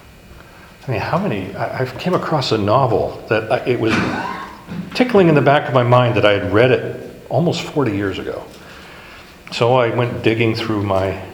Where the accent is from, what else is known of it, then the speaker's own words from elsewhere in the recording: Hawaii, United States; growing up in Hawaii, there's a statue in front of the state capitol